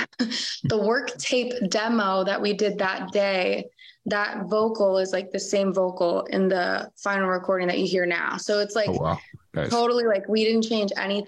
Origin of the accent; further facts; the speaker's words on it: West Palm Beach, Florida, United States; moved away as an adult; now in Nashville, United States; I'm from South Florida, West Palm Beach.